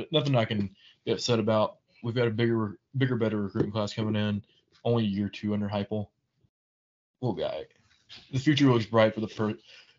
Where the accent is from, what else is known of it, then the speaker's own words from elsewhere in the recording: the South, United States; as a Southerner.